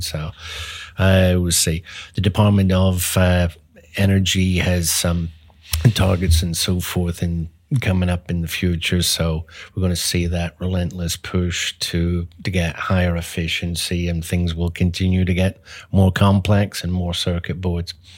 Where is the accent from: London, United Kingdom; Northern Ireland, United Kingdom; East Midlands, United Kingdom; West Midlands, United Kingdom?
Northern Ireland, United Kingdom; Belfast; moved away as an adult; also born or lived in England; now in Dallas, United States; I was, uh, born and grew up over in Europe, so, uh, Northern Ireland, uh, Belfast, so grew up there